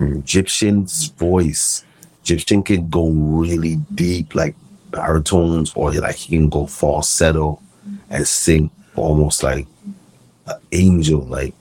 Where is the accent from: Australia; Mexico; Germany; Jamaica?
Jamaica; And one of his dogs, I'm from Jamaica, was with him.